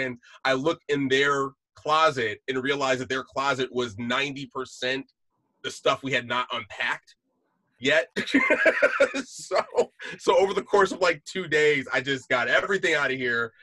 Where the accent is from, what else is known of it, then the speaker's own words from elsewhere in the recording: West Bloomfield, Michigan, United States; moved away as an adult; also born or lived in Kansas City, Missouri / Washington, D.C.; now in Los Angeles, United States; So I'm originally from southeastern Michigan, just outside Detroit, a little township. So small, it's not even a town, it's a township. Called West Bloomfield.